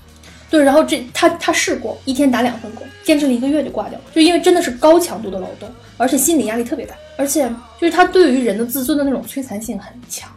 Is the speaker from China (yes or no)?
yes; China